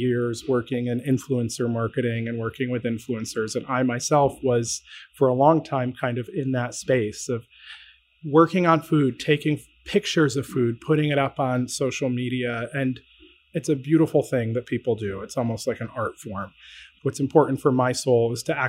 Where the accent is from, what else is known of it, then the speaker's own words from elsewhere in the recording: Syracuse, New York, United States; now in Connecticut, United States; I grew up in central New York. I grew up in Syracuse